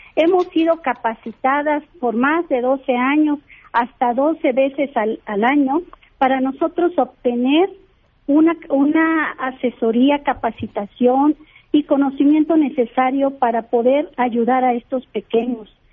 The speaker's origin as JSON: {"language": "Spanish", "country": "Mexico", "said": "somos mexicanas, somos mexicanos"}